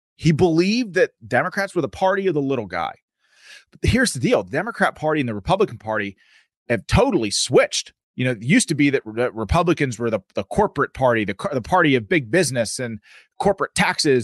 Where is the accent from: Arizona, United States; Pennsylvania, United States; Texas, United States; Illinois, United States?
Pennsylvania, United States; I'm from Pennsylvania